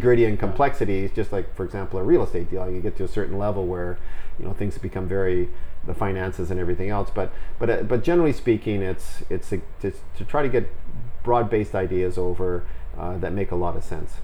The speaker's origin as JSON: {"language": "English", "town": "Vancouver", "region": "British Columbia", "country": "Canada", "tie": "born or raised there", "said": "Born and bred in Vancouver"}